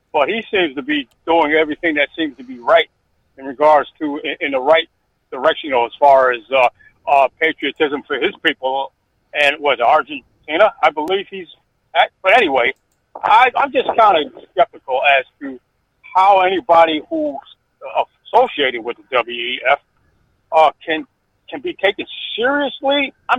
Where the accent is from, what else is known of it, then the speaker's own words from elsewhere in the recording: United States; also born or lived in Saratoga, New York; I'm an American black, you know, that all of 66 years of age, a registered Republican conservative.